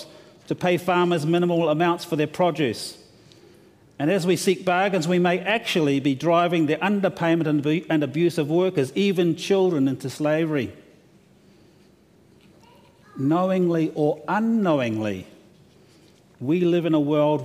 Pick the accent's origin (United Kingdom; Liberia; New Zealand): New Zealand; now in Australia; I'm from New Zealand